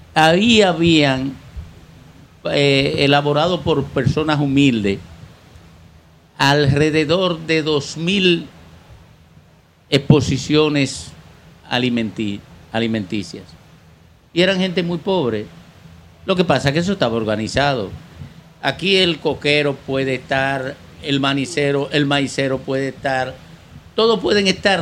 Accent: Santo Domingo Este, Distrito Nacional, Dominican Republic; Santo Domingo Este, mi tierra

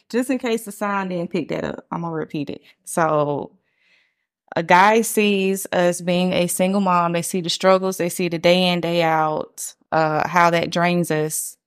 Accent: Atlanta, Georgia, United States; I'm from Atlanta

